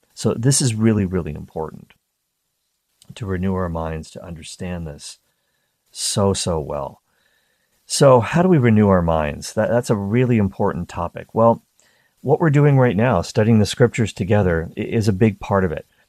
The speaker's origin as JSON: {"language": "English", "area": "East Coast of Canada, near Peggy's Cove", "region": "Nova Scotia", "country": "Canada", "tie": "born or raised there", "said": "I grew up on the East Coast of Canada, very close to a place called Peggy's Cove."}